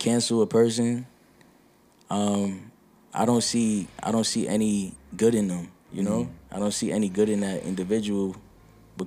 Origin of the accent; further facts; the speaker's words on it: New York City, New York, United States; I'm from Brooklyn